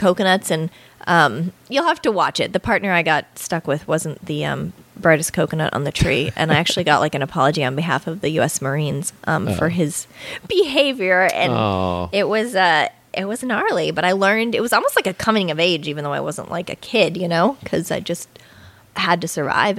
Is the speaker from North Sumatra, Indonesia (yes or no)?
no; Bali, Indonesia; I grew up in Bali, yeah, a lot.